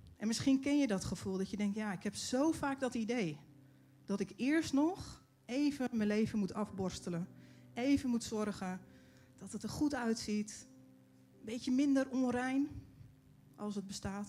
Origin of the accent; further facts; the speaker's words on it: Netherlands; als Nederlanders